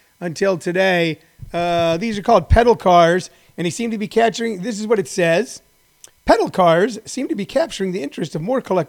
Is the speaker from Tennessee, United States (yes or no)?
no; Missouri, United States; In my neighborhood where I grew up in Hal Springs, Missouri